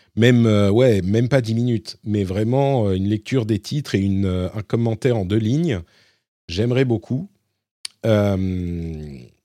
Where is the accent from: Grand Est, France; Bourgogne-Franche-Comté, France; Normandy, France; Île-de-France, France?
Île-de-France, France; Paris; je suis parisien